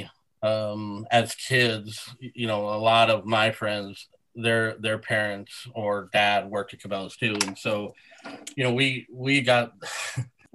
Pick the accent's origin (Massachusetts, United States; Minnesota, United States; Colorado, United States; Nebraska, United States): Nebraska, United States; Sidney; I grew up in Sydney, Nebraska.